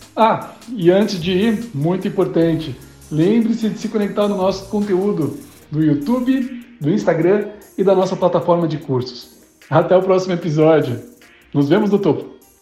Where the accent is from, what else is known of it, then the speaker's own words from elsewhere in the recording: Minas Gerais, Brazil; em Minas Gerais, né, de onde eu, é, eu, sou mineira